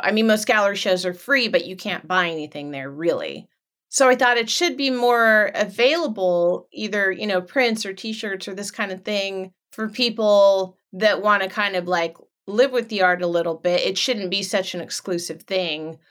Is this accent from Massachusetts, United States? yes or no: no; Los Angeles, California, United States; also born or lived in Orange County, California; now in Northern California, United States; I was born in Los Angeles